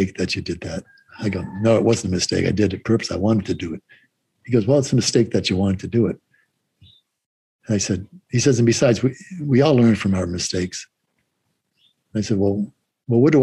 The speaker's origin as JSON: {"language": "English", "town": "Boston", "region": "Massachusetts", "country": "United States", "said": "I'm from Boston"}